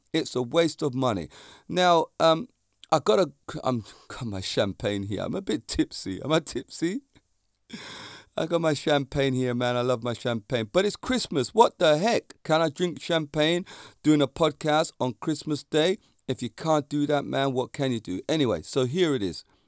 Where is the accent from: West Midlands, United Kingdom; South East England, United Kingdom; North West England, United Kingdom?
South East England, United Kingdom; near Walton upon Thames, Surrey; It's a place in Surrey, in my near my hometown